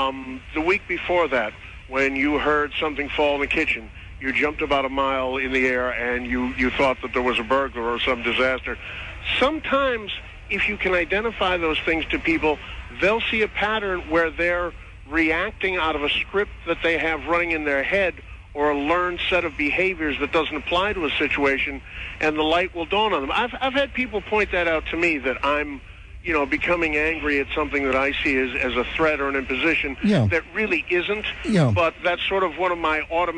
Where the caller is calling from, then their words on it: New Jersey, United States